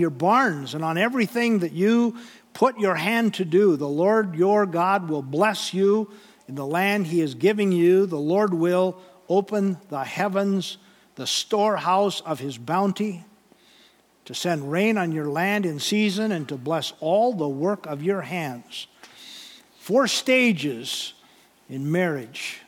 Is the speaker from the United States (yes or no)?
yes; North Dakota, United States; I grew up in North Dakota